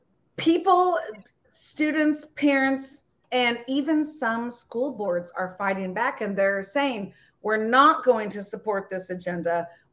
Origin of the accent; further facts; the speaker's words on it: Missouri, United States; You and I are both also from Missouri.